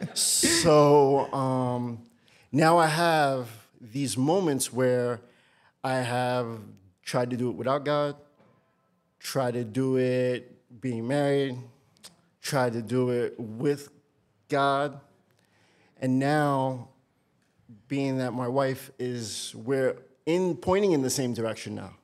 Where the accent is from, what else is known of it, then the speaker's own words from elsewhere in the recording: New York, United States; born and raised in New York